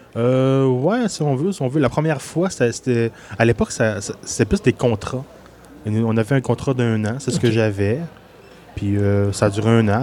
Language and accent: French; Quebec City region, Canada; also born or lived in Gaspésie; je suis né en Gaspésie. Mais j'ai passé la majorité de ma vie dans la région de Québec.